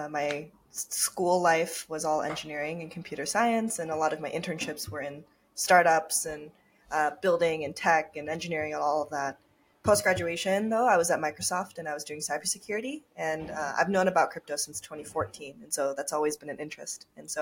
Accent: Tokyo, Japan; also born or lived in Minnesota; Yeah, so I was born and raised in Tokyo, Japan. And I grew up between Japan and Minnesota, funny enough. And so I went back and forth, half Japanese.

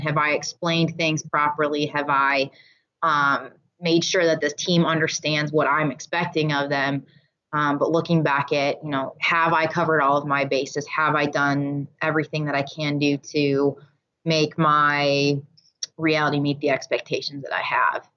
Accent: Michigan, United States; I grew up in Michigan, and here we call it going up north

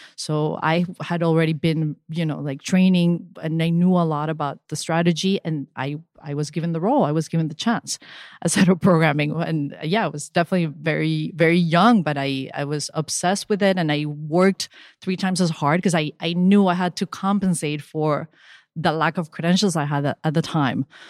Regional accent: Venezuela; moved away; also born or lived in Spain / Miami; when I was growing up in Venezuela

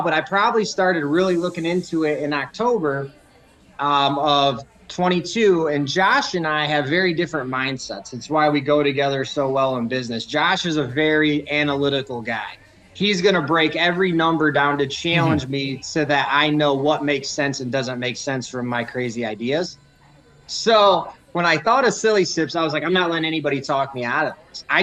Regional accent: Southeast Michigan, United States; I grew up in Southeast Michigan, so we're right there on the border of Ohio.

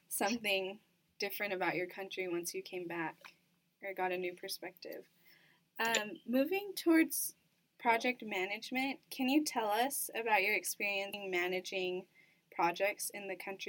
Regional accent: Hawaii, United States; I'm actually from Hawaii

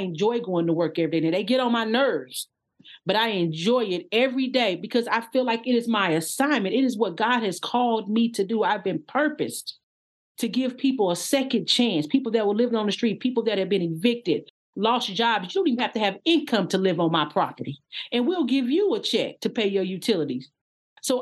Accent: Odessa, Texas, United States; I was actually born and pretty much lived there until I was 12 in Odessa, Texas. I'm from Texas

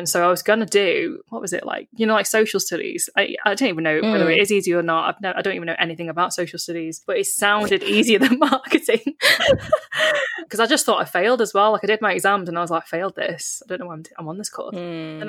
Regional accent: Warrington, North West England, United Kingdom; I am a British-born Chinese person that grew up in Warrington.

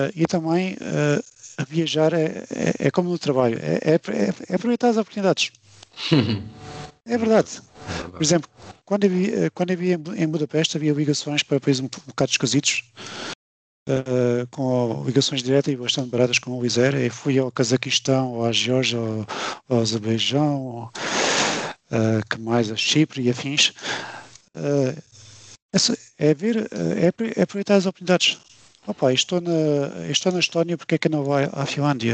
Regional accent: Alentejo, Portugal; moved away as an adult; also born or lived in Hungary / Denmark; now in Luxembourg; sou do Alentejo

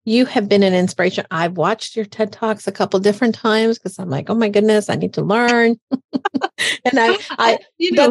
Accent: Hartford, Connecticut, United States; born or raised there

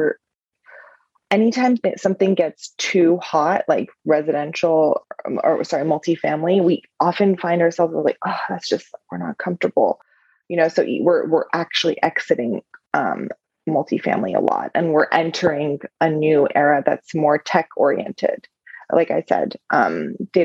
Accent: Iran; moved away; I'm from the Middle East. I'm from Iran originally.

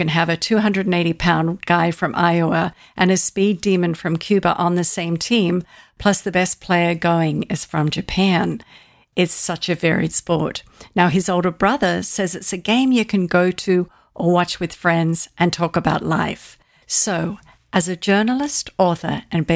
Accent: Australia; now in United States; I'm Australian

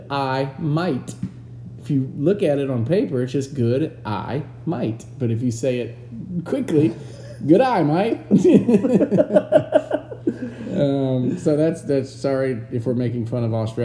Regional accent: United States; We are from the United States of America

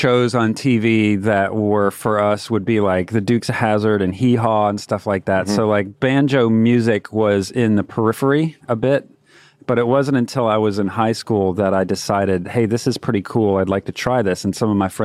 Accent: Florence, South Carolina, United States; moved away as an adult; now in Raleigh, United States; I'm originally from Florence, South Carolina. I've lived in Raleigh since 2006

